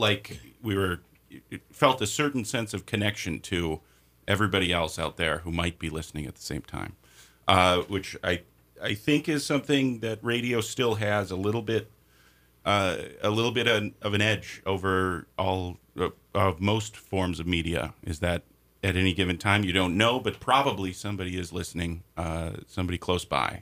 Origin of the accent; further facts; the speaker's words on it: Minnesota, United States; I grew up in Minnesota, which is a big public radio state